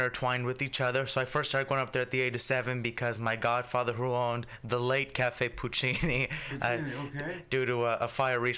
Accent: San Francisco, California, United States; I grew up in the Excelsior

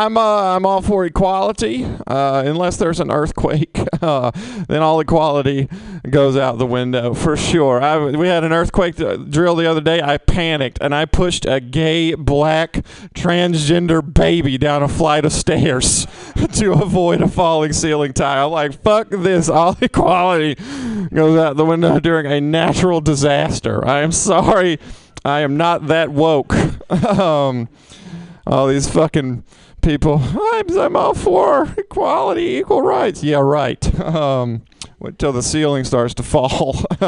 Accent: Mississippi, United States; now in San Francisco, United States; I'm from Mississippi. A lot of stereotypes about people from Mississippi. It's real hard to be in San Francisco right now, which is tough for me because I was raised very liberal.

